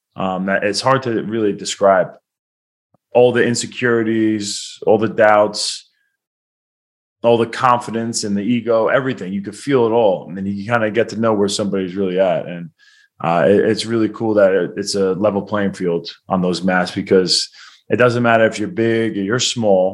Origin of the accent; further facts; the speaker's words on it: Baldwin, New York, United States; born and raised in Long Island, New York, in a small town called Baldwin. Happens to be the same town that I'm from.